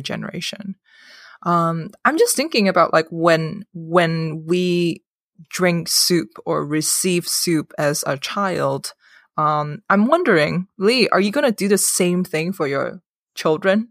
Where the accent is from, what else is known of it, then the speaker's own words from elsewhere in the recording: Hong Kong; moved away; I grew up in Hong Kong